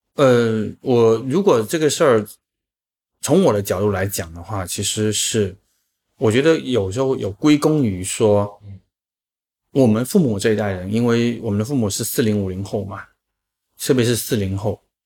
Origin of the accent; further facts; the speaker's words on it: Chaozhou, Guangdong, China; moved away as an adult; now in Shanghai, China; 我们自己讲土话不会讲欣欣向荣这个词，因为这个不是一个潮州话的一个一个原生词